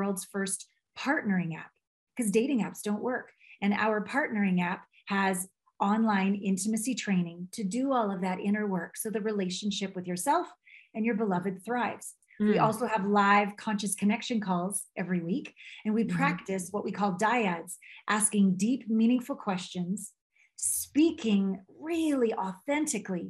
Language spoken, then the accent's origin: English; Canada; moved away; also born or lived in Vancouver / Tokyo / New York City / Los Angeles; I'm a Canadian.